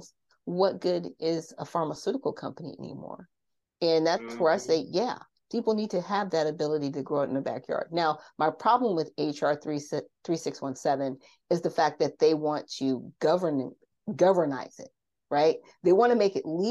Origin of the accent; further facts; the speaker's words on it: Garden Grove, California, United States; also born or lived in South Bend, Indiana; I grew up in Orange County, California. Now, if a lot of people know about Orange County, California, I grew up in Garden Grove